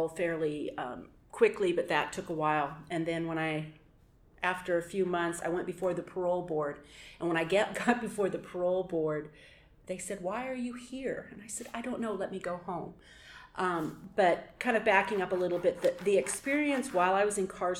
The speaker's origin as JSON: {"language": "English", "town": "Portland", "region": "Oregon", "country": "United States", "said": "I'm from Portland, Oregon"}